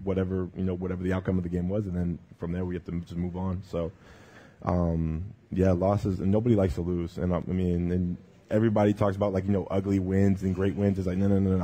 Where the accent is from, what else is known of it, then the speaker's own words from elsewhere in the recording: British Columbia, Canada; moved away; I grew up in British Columbia